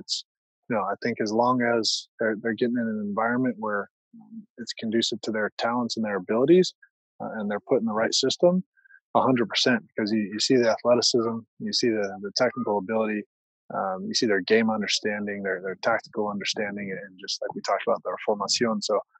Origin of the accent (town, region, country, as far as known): United States